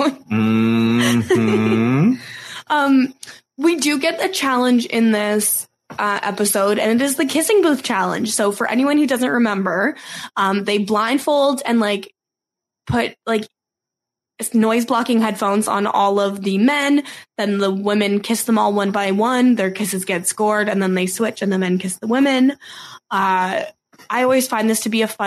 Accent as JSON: {"language": "English", "country": "Canada", "said": "as a Canadian"}